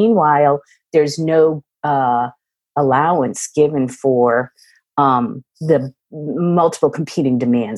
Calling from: West Coast, United States; I'm calling in from the West Coast.

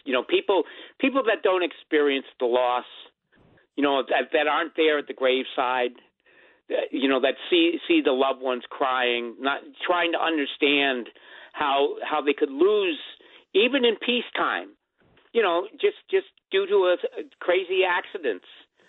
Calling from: Poughkeepsie, New York, United States; Hi, I'm actually calling from Poughkeepsie

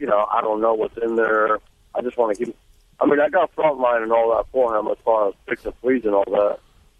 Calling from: Lake Park, Georgia, United States; right now I'm in Lake Park, Georgia.

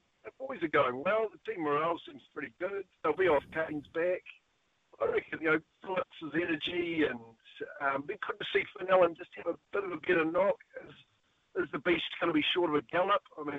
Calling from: Christchurch, Canterbury, New Zealand

